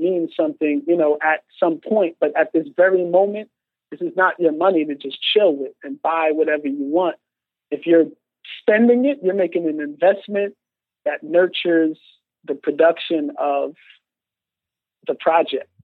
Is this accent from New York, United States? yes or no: yes; New York City, New York, United States; also born or lived in Bronx, New York / Landover, Maryland; came back to New York and was in Far Rockaway, Queens. Okay and chilled there to probably early high school